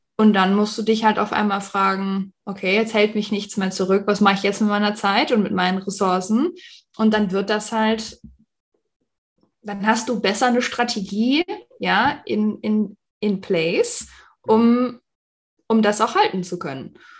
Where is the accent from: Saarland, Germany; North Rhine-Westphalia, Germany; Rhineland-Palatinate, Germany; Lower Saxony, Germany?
North Rhine-Westphalia, Germany; Düsseldorf; moved away as an adult; also born or lived in Arizona, United States; now in Phoenix, United States; ich bin ursprünglich aus Düsseldorf, ich hatte auch dort meine Praxis